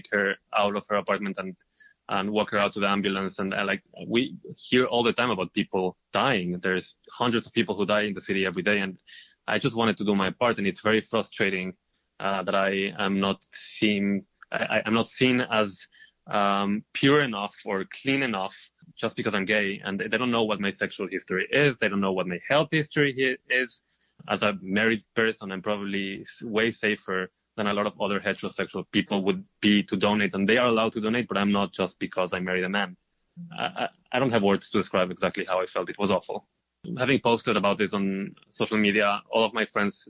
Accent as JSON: {"language": "English", "country": "Israel", "moved": "as an adult", "lives_now": "New York, United States"}